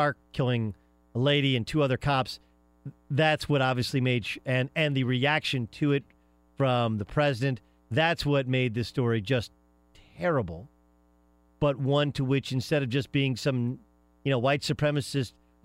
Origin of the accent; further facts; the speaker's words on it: Southern California, United States; growing up in Southern California, which is a multinational kind